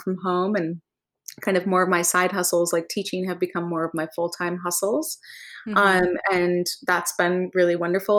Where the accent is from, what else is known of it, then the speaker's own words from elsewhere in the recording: Vermont, United States; now in Los Angeles, United States; I grew up in Vermont